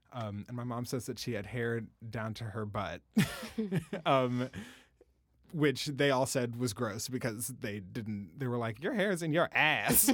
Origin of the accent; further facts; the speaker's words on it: Washington, District of Columbia, United States; I'm from Washington, D C. My mom is from D C originally